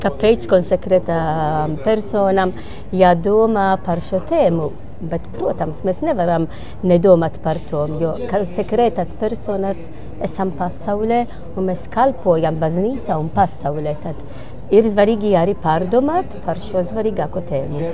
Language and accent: Latvian; Malta; Latvian is a second language; now in Latvia; Es esmu no Maltas